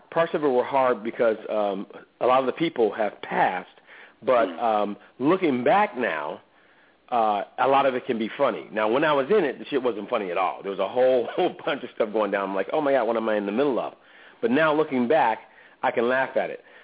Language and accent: English; Oakland, California, United States; I grew up in Oakland, uh, and my stepfather uh, forced me to be in that religion that rhymes with Jehovah's Witnesses.